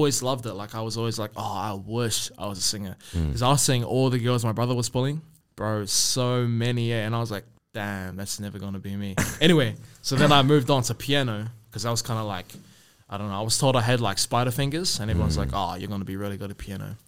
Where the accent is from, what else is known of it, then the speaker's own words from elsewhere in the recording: Auckland, New Zealand; also born or lived in Rotorua; I'm from Rotorua, went to Raukura, Ngāti Rongomai as well. Grew up in Auckland on Waiheke Island